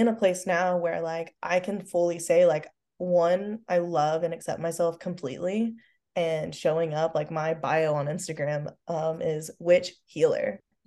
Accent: Oklahoma, United States; I'm from the Bible Belt, whoop whoop, go Oklahoma. And so like I grew up in a Christian home

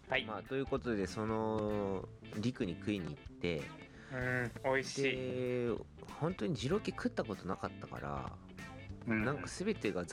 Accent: Tokyo, Japan; 高校まで僕東京出身だったっていうのもあって

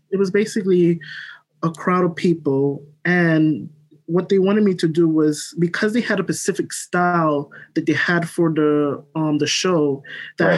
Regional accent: New York City, New York, United States; I'm from Brooklyn, New York. Um, grew up, born here

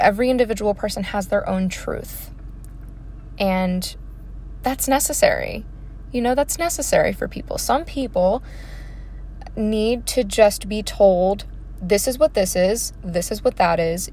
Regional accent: Baltimore, Maryland, United States; I am from Maryland. I come from an Italian background.

